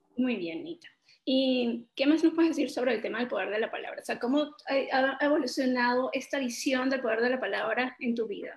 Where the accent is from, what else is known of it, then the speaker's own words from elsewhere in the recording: Venezuela; venimos de Venezuela, un país que ha estado en crisis durante mucho tiempo